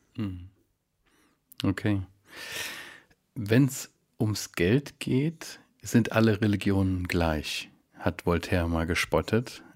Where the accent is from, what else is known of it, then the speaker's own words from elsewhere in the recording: Germany; wir Deutschen